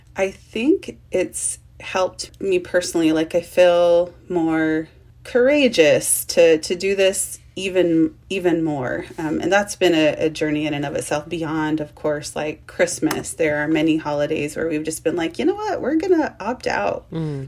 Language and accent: English; United States; I grew up on the Shoshone Paiute Reservation and on the Duck Valley Indian Reservation in Idaho and Nevada